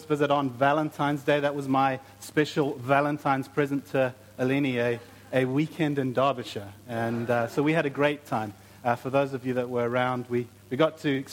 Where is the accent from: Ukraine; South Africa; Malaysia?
South Africa; moved away; I'm from South Africa, my wife is from Brazil